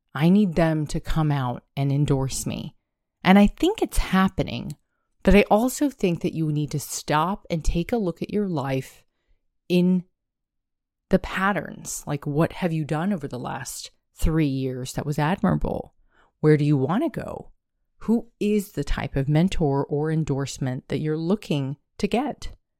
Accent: United States

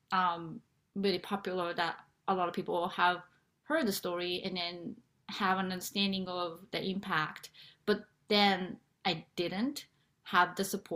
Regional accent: Japan; moved away; I am originally from Japan

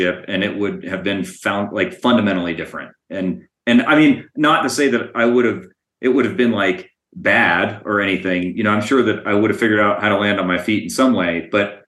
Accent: Calvert County, Southern Maryland, United States; now in Colorado, United States; I grew up in Southern Maryland, Calvert County, which is about 30 minutes south of Annapolis.

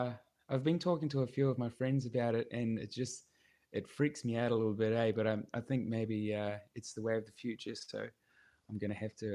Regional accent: New Zealand; now in Gold Coast, Australia; little farming town, to the big city in Australia. So that's what that song's about.

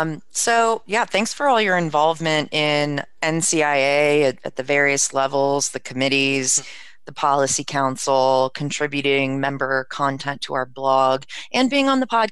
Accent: Maryland, United States; I'm from Maryland, so I'm used to all the tiny little states.

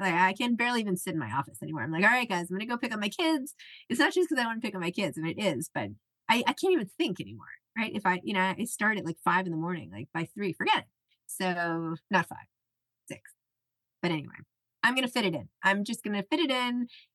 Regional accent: New York City, New York, United States; I'm from New York City

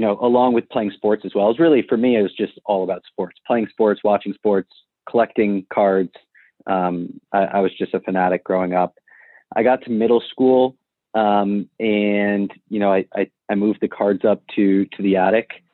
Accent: Mamaroneck, New York, United States; So I grew up in Mamaroneck. It's actually the same town that StarStock's based out of right now. Grew up here, born and raised

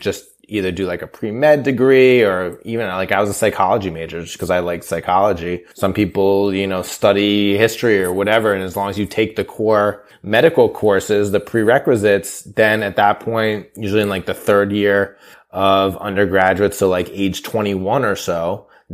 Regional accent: California, United States; now in New York, United States; I grew up in California

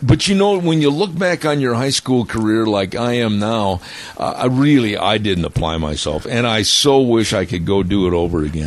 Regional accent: Midwest, United States; moved away; where I was born and raised back in the Midwest

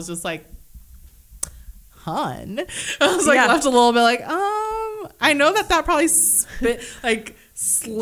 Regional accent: Kenya; I'm Kenyan.

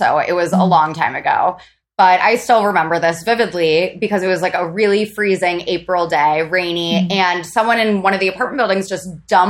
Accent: Midwest, United States; And also, I grew up in a conservative, I'm from the Midwest.

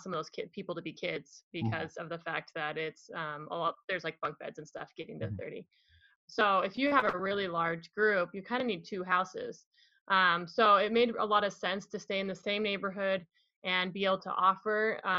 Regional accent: Utah, United States; we're from Utah

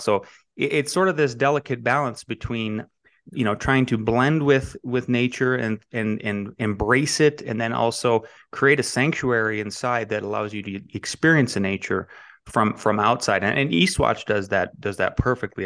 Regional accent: Northwest North Dakota, United States; moved away; I am from Northwest North Dakota originally.

